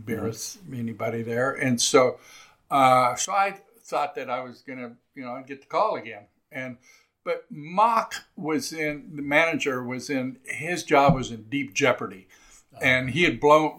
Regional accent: California, United States; moved away; this was my triumphant return to my home state.

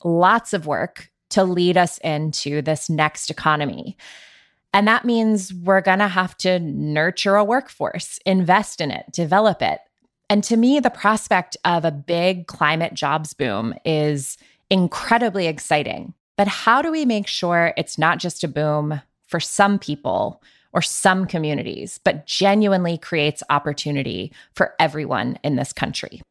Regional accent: Georgia, United States; my home state of Georgia

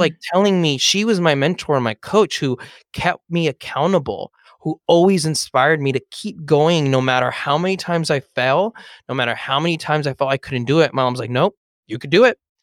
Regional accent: Los Angeles, California, United States; I grew up in Eagle Rock

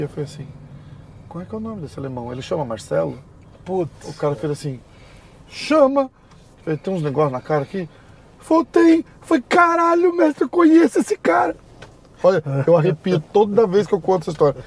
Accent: Brazil; eu sou do Brasil

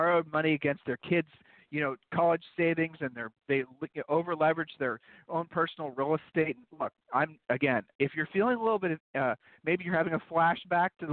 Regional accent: Columbus, Ohio, United States; Julie and I, and we grew up in Columbus, Ohio

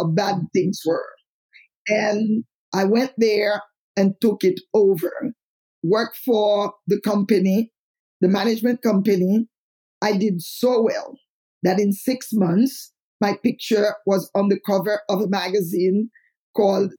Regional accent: Haiti; moved away; I am from Haiti

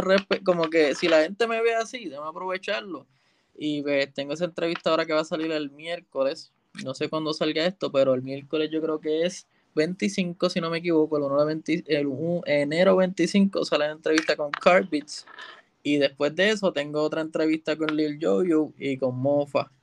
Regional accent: Puerto Rico; yo soy de Calle y el estudio está en Santurce

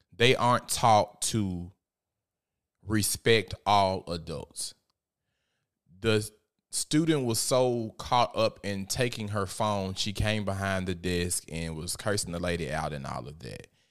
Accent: Memphis, Tennessee, United States; I am from South Memphis, Tennessee

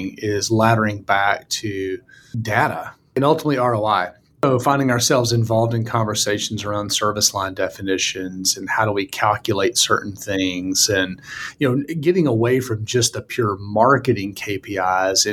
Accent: Mississippi, United States; accent: Mississippi; I think my accent is maybe more Mississippi than it is Western

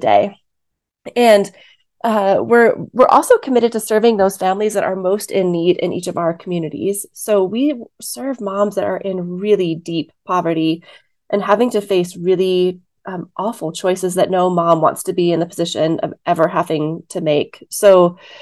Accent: Wyoming, United States; I was born and raised in Wyoming.

